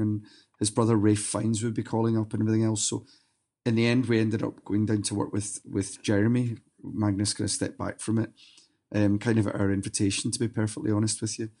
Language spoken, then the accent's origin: English; Glasgow, Scotland, United Kingdom; moved away as an adult; now in Sweden; my hometown of Glasgow